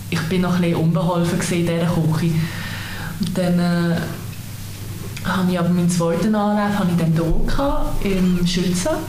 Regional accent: Möhlin, Aargau, Switzerland; Möli ist halt auch dort, wo ich aufgewachsen bin

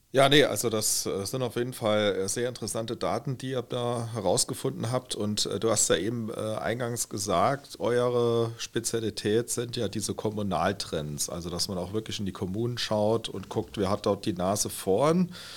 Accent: St. Wendel district, Saarland, Germany; Namborn, äh, Gemeinde aus mhm. dem Landkreis, wo ich herkomme

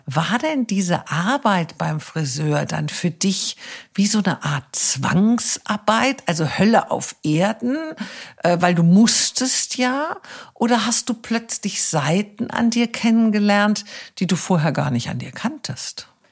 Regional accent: Wiesbaden, Hesse, Germany; moved away; Ich bin ja in Wiesbaden aufgewachsen

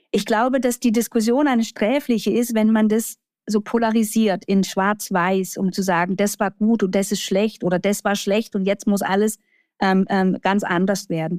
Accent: Baden-Württemberg, Germany; Jetzt komme ich noch halber aus dem Baden-Württembergischen

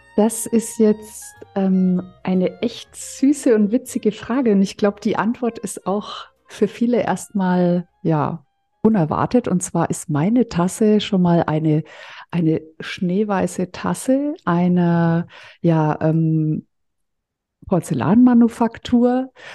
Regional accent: Fürth, Bavaria, Germany; ich komme ja aus Mittelfranken, aus Fürth

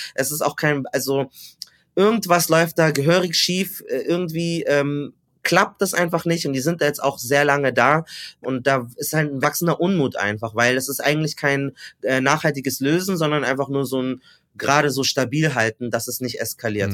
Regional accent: Munich, Bavaria, Germany; Ich bin geboren und aufgewachsen in München

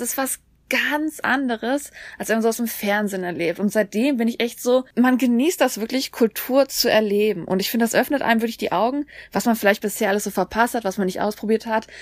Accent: Germany; also born or lived in Korea; now in South Korea; bei uns in Deutschland

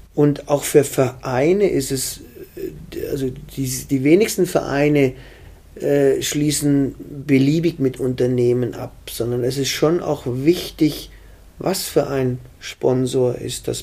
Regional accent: Germany; Ich bin am Bodensee aufgewachsen.

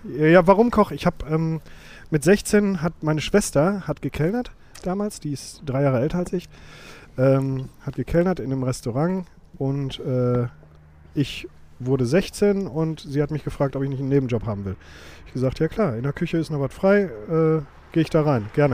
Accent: Witten, North Rhine-Westphalia, Germany; geboren in Witten

